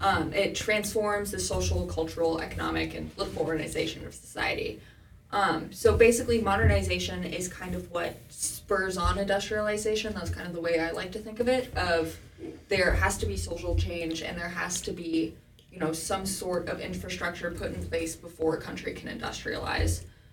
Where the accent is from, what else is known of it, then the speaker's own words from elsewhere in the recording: Ireland; We're both Irish.